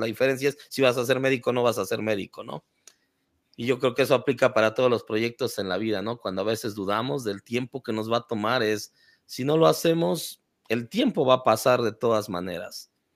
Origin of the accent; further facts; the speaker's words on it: Mexico City, Mexico; moved away; also born or lived in Tijuana; Crecí en la Ciudad de México